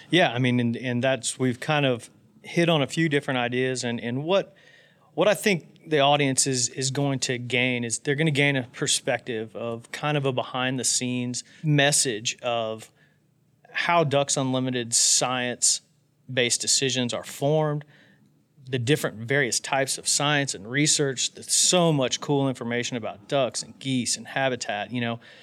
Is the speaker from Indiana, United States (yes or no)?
yes; West Central Indiana, United States; I grew up in West Central Indiana